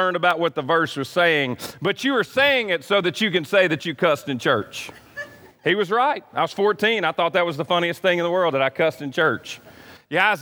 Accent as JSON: {"language": "English", "country": "United States", "said": "I'm an American"}